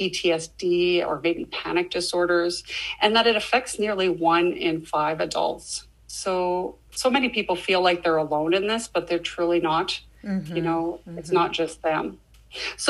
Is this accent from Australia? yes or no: no; Canada; also born or lived in Saskatchewan, Canada; As a Canadian